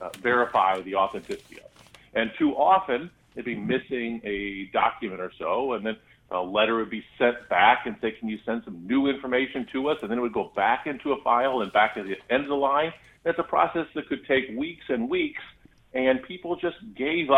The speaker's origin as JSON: {"language": "English", "town": "Gifford", "region": "Illinois", "country": "United States", "tie": "born or raised there", "said": "Gifford, Illinois, my hometown"}